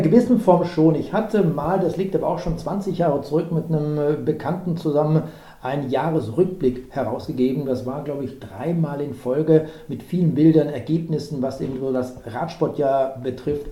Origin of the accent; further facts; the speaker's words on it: Germany; also born or lived in Cologne area; wir Deutsche